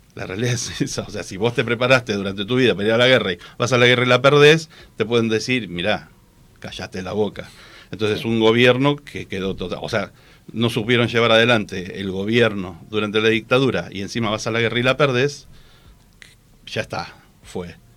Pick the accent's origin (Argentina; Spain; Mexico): Argentina